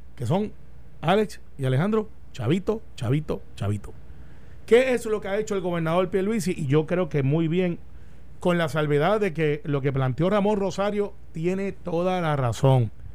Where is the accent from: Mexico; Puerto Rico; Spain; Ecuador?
Puerto Rico; ves a los puertorriqueños, ves los luchadores que somos